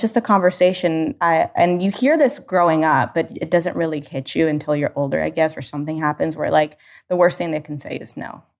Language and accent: English; United States; being a first generation American